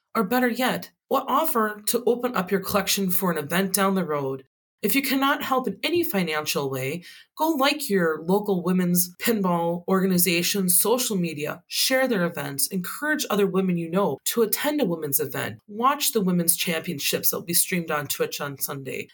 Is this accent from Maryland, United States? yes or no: no; Wisconsin, United States; my home state of Wisconsin